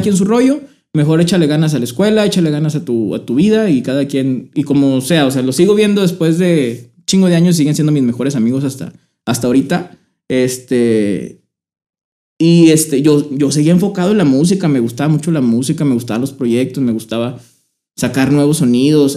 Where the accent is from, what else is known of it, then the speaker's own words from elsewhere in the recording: Torreón, Coahuila, Mexico; Yo soy de aquí de Torreón, Coahuila.